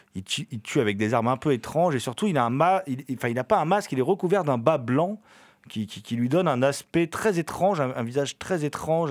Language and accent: French; France; on est français.